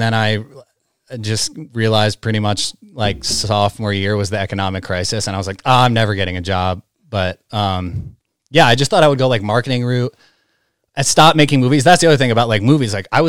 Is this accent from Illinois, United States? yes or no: no; Great Barrington, Massachusetts, United States; I'm from Great Barrington.